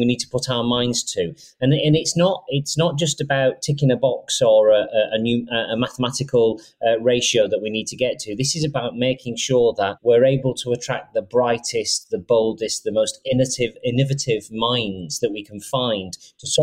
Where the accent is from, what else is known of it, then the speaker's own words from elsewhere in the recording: Rochdale, North West England, United Kingdom; I was brought up in Rochdale and I'm the CEO of Siemens now.